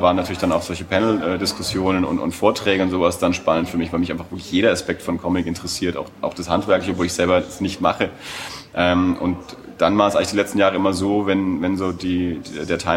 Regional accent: Erlangen, Bavaria, Germany; ich bin aus Erlangen, ich bin immer da.

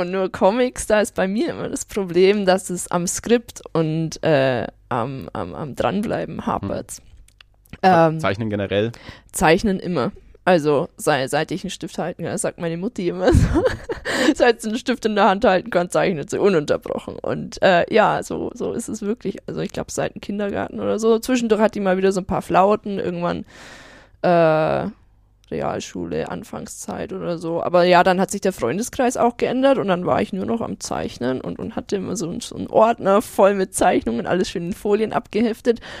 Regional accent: Marktredwitz, Bavaria, Germany; Ich komme äh, aus Oberfranken, aus Marktredwitz stamme ich ursprünglich alles klar.

